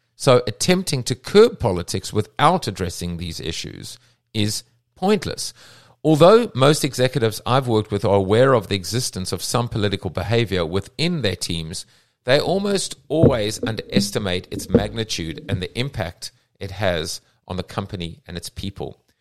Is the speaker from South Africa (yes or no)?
yes; South Africa; I'm from South Africa